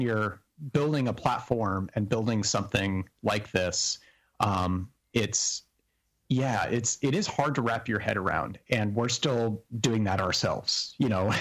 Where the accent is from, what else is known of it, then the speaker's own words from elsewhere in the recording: New Mexico, United States; when I grew up in New Mexico